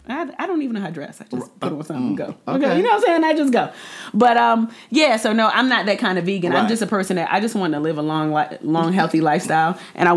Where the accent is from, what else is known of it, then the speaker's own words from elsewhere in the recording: Jamaica; And, you know, I'm Jamaican, so I had to put